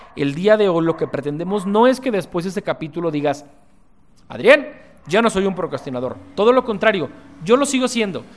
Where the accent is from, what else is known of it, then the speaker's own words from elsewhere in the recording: Guadalajara, Jalisco, Mexico; soy un empresario tapatío